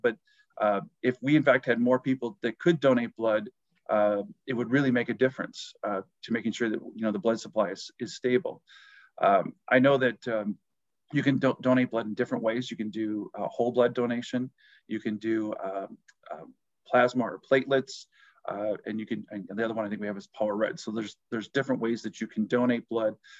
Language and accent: English; New Lisbon, Wisconsin, United States; where I grew up, my hometown is uh, New Lisbon, Wisconsin. That I grew up on a farm